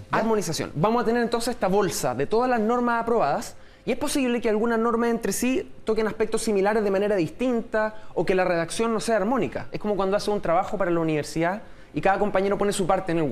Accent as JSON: {"language": "Spanish", "country": "Chile", "said": "como somos los chilenos"}